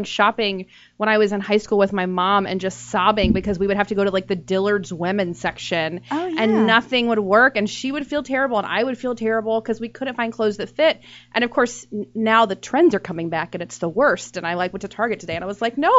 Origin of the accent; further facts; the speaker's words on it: Texas, United States; moved away; I'm from Texas